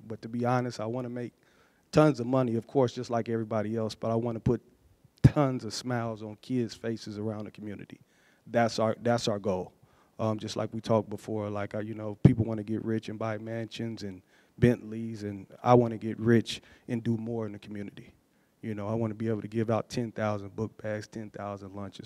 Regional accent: Atlanta, Georgia, United States; also born or lived in Muncie, Indiana; I grew up in Atlanta, but I, am originally born in Muncie, Indiana

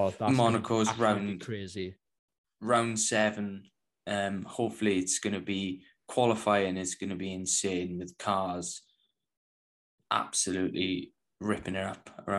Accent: United Kingdom; Being British

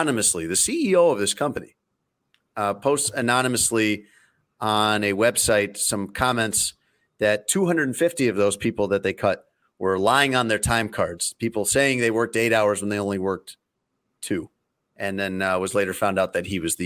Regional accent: Elgin, Illinois, United States; my hometown of Elgin, Illinois

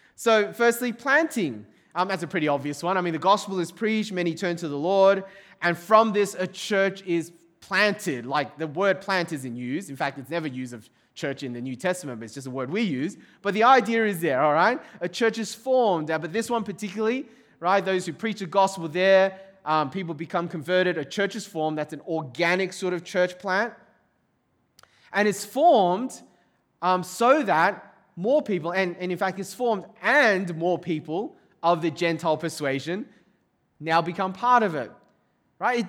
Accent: Sydney, New South Wales, Australia; also born or lived in overseas (birthplace unspecified); We're growing up in Sydney, Australia

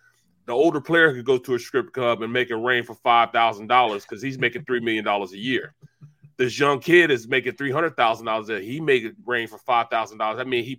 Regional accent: St. Louis, Missouri, United States; Yeah, I'm from St. Louis

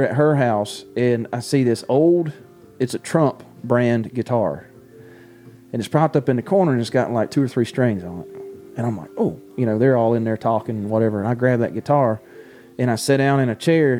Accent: Baxley, Georgia, United States; I grew up in Baxley, Georgia

